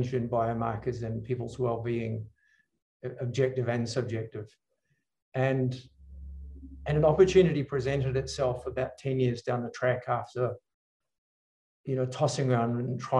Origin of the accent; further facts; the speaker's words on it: New Zealand; I grew up in New Zealand